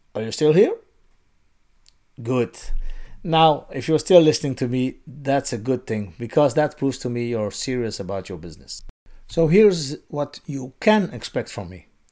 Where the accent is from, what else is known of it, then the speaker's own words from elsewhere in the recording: Belgium; moved away; In my home country, Belgium